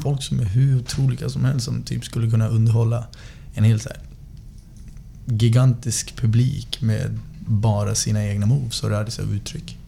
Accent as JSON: {"language": "Swedish", "town": "Västerås", "region": "Västmanland", "country": "Sweden", "tie": "born or raised there", "said": "Jag är uppvuxen i Västerås sen sex år"}